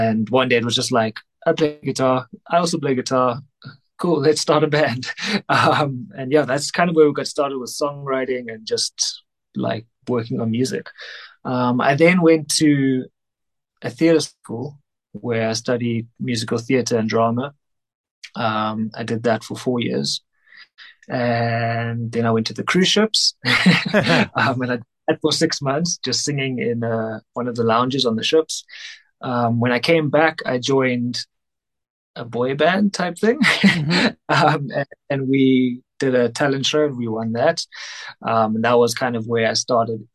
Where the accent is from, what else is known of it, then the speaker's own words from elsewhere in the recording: Cape Town, Western Cape, South Africa; moved away as an adult; now in Johannesburg, South Africa; I'm originally from Cape Town, but I moved up here, I think 6, 7 years ago.